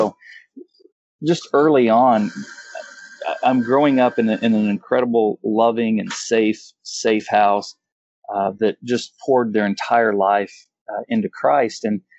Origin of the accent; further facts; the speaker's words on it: Kansas, United States; I actually came from a I'm from Kansas. However, the first 8 years of my life, I had like 11 different addresses.